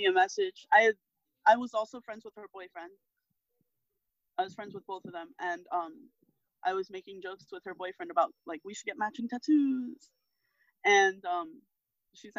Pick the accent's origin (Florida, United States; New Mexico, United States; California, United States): Florida, United States; Miami; growing up in Miami